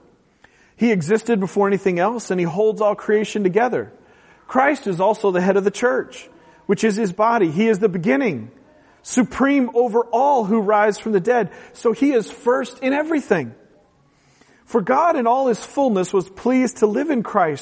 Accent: West Coast, United States; moved away; I'm from the West Coast, a very utilitarian culture

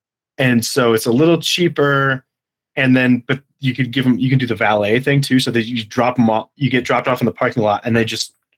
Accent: outside Chicago, Illinois, United States; moved away; also born or lived in Michigan; I grew up outside Chicago

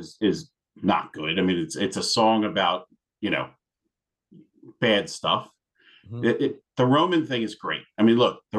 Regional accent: Philadelphia, Pennsylvania, United States; also born or lived in South Florida; now in Atlanta, United States; my hometown, Philadelphia, Pennsylvania.

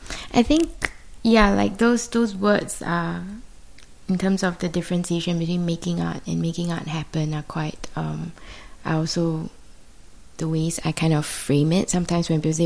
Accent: Singapore; also born or lived in London; I'm from Singapore.

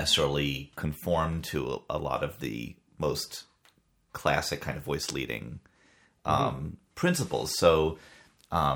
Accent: Maine, United States; growing up in Maine

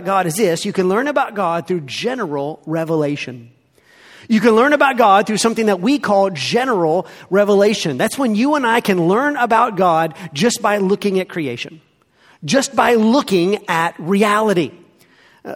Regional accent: the South, United States; I grew up here in the South.

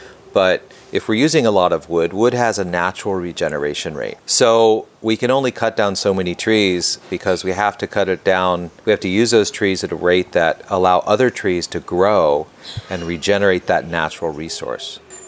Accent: California, United States; born there; also born or lived in Long Island; I was born in California, in Southern California, and then moved around, lived on Long Island for a long time.

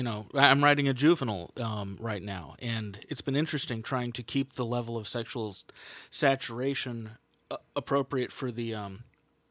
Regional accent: San Francisco, California, United States; I grew up in San Francisco.

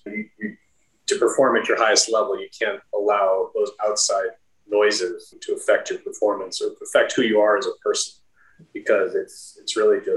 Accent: the Midwest, near Chicago, Illinois, United States; I grew up in the Midwest and near Chicago

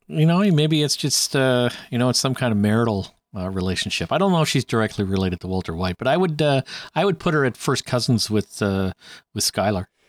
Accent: Canada

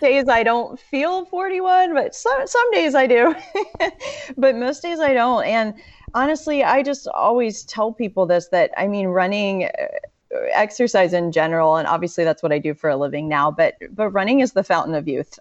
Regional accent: Western North Carolina, United States; also born or lived in Florida; I really grew up, my formative years were more in Western North Carolina

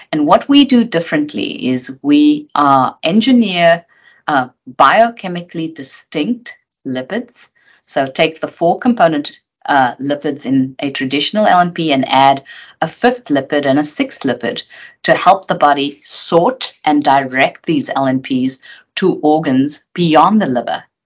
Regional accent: South Africa; moved away as an adult; also born or lived in United Kingdom; I grew up in South Africa under apartheid

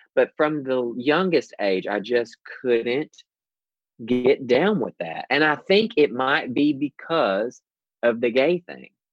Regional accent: the South, United States; born or raised there

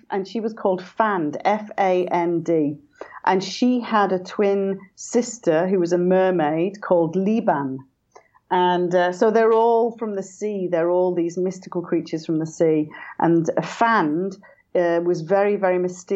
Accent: Isle of Man; when I was growing up here in the 60s and 70s

